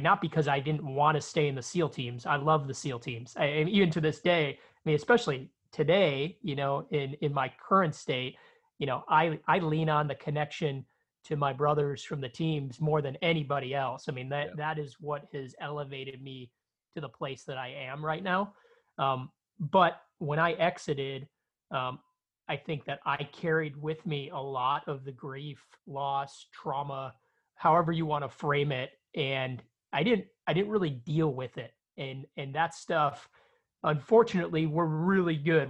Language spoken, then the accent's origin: English; Chicago, Illinois, United States; I grew up in South Chicago